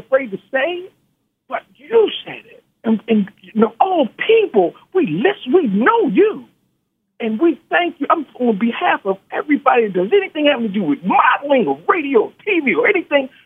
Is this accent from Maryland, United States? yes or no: yes; Baltimore, Maryland, United States; moved away; also born or lived in the West; I'm from Baltimore, and I left Baltimore years ago